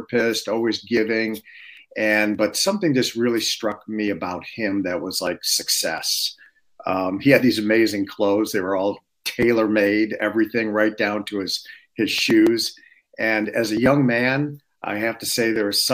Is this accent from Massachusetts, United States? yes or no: no; Detroit, Michigan, United States; I was born and raised in Detroit